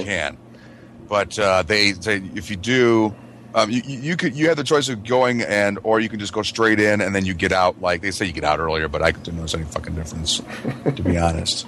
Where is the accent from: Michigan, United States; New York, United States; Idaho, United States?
Michigan, United States; moved away; when I went to junior high back in Michigan